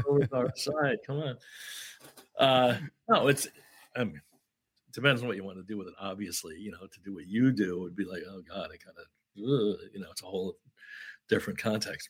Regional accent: Syracuse, New York, United States; I grew up in Syracuse, New York. I didn't grow up in Kentucky.

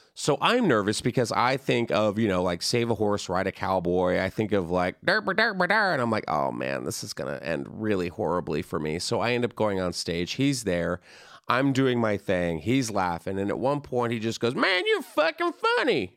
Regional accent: Texas, United States; I'm from Texas

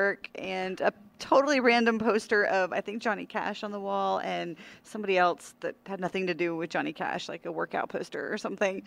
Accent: Pikeville, Kentucky, United States; now in Nashville, United States; Pikeville, Kentucky

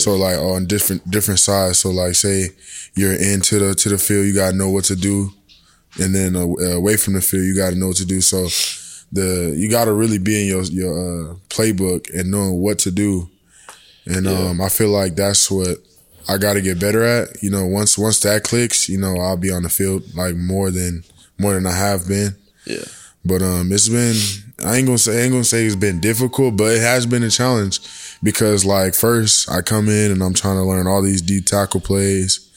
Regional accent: San Diego, California, United States; moved away as an adult; now in Norman, United States; I'm from San Diego, California, and I play football at the University of Oklahoma.

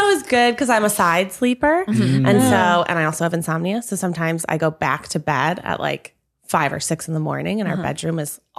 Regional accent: Midwest, United States; I'm from the Midwest.

